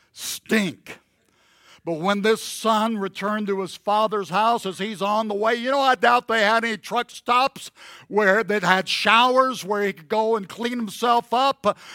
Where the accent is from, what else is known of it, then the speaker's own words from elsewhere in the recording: the South, United States; I grew up in the South